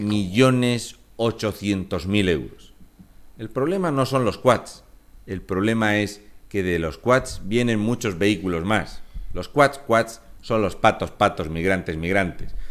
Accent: Region of Murcia, Spain; soy un murciano encabronado

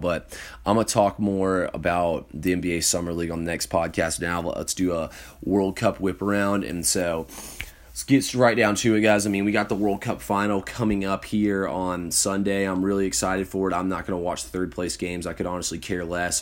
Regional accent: Johns Creek, Georgia, United States; now in Kennesaw, United States; I'm in, uh, Kennesaw, Georgia, but I'm from Johns Creek

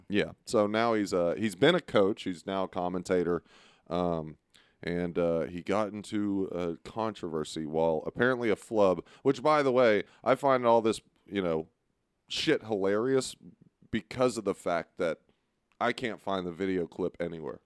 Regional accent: Beaumont, Texas, United States; I'm from Beaumont.

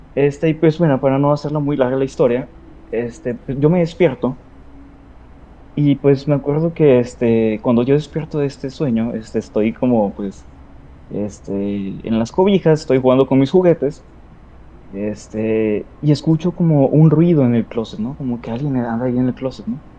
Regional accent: Sinaloa, Mexico; now in Ciudad Juárez, Mexico; soy originario de Sinaloa, pero ando viviendo acá por un momento.

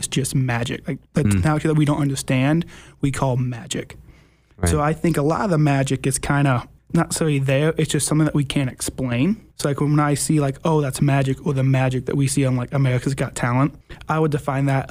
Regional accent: Chicago, Illinois, United States; I'm from the western suburbs of Chicago

